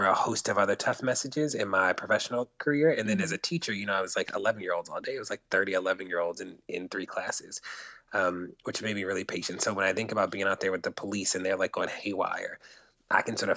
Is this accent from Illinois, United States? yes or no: no; Baltimore, Maryland, United States; moved away as an adult; also born or lived in Catonsville, Maryland / Minneapolis, Minnesota / St. Louis, Missouri / New York City; I'm from Baltimore. Baltimore is like home